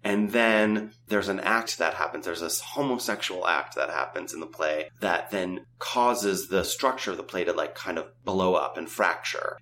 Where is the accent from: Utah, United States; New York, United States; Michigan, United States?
New York, United States; growing up in New York